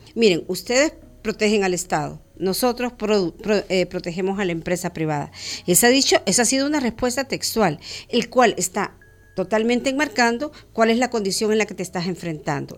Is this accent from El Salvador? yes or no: yes; El Salvador; como salvadoreños